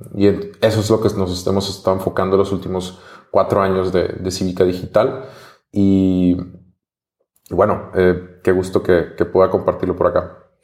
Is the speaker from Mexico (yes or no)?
yes; Mexico; soy mexicano